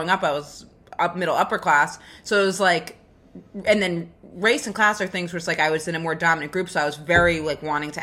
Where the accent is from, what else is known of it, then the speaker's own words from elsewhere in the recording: Maine, United States; I'm from Maine